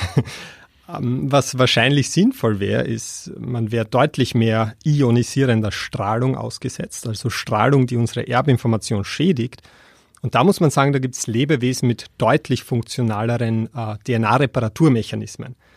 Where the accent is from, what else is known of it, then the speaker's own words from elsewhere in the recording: Austria; als Österreicher